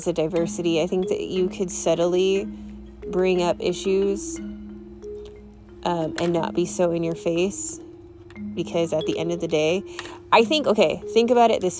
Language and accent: English; California, United States; I grew up in California